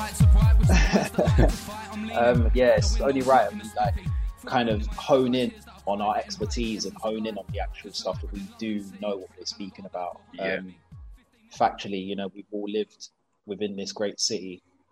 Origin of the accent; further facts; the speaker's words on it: London, United Kingdom; We're all from London.